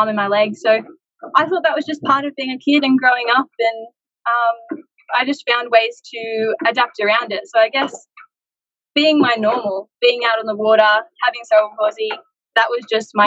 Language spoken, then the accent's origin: English; Central Coast, New South Wales, Australia; My family, growing up on the Central Coast, everything was very much water-focused.